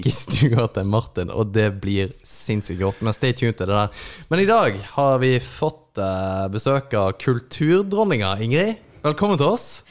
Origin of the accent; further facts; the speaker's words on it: Kristiansand, Agder, Norway; now in Mo i Rana, Norway; jeg er fra Kristiansand